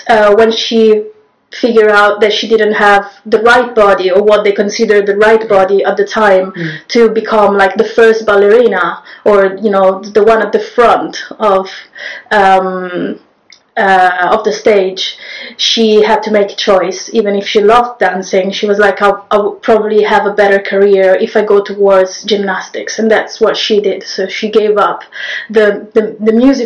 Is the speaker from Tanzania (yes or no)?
no; Rome, Lazio, Italy; moved away as an adult; now in London, United Kingdom; I'm Italian. I come from Rome. So I learned to drive there. And I got my first moped when I was 14